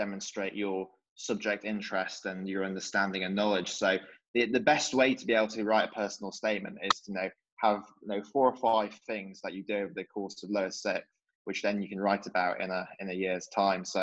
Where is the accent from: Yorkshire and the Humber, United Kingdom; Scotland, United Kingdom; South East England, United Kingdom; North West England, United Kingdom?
Yorkshire and the Humber, United Kingdom; when I was growing up in Yorkshire